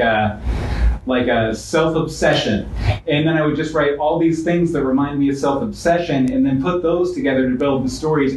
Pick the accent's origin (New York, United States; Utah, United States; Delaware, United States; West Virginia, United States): West Virginia, United States; now in Florida, United States; I'm from West Virginia.